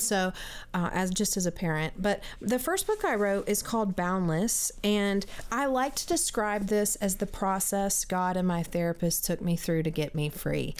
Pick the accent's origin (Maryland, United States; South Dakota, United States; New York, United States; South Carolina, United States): South Carolina, United States; I grew up in South Carolina in a Christian home